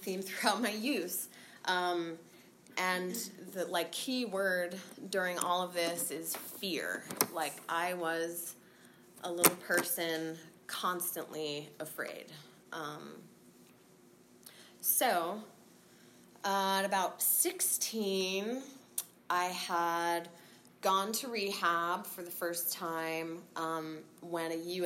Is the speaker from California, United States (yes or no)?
yes; San Francisco, California, United States; also born or lived in Marin County, California; We grew up in San Francisco and then moved to Marin when we were 13